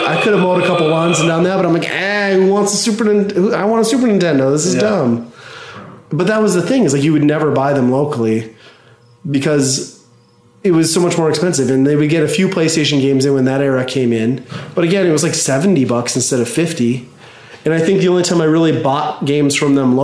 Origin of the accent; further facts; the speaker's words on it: Midwest, United States; When I was a kid, growing up in the Midwest in a small town, like 1,200 people